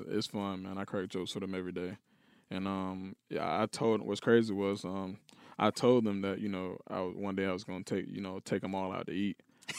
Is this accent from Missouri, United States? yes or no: no; Atlanta, Georgia, United States; No, it's Atlanta. I'm from Atlanta, Georgia.